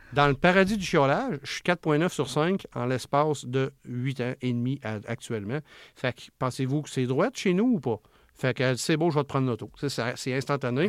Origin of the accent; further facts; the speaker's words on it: Charlevoix, Quebec, Canada; je viens de Charlevoix, où ce que c'est un coin que souvent, c'est ces mentalités-là un petit peu. Puis euh, maman à maison, puis quand c'est le temps, elle retourne travailler, puis etc. Puis moi, ben, quand j'ai grandi là-dedans